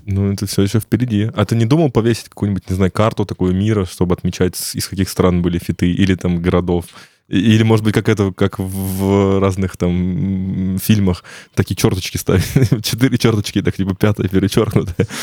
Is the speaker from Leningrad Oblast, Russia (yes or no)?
no; Ryazan, Ryazan Oblast, Russia; я сам из Рязани